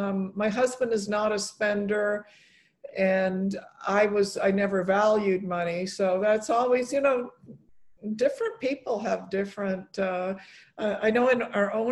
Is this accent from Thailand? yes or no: no; Poland; born there; I was born in Poland, and my dad's buried there, and I wanted them to, get to know their Polish culture.